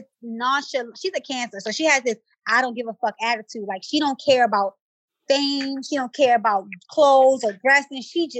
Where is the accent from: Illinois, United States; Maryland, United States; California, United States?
Maryland, United States; Baltimore; I'm from West Baltimore. I don't come from shit.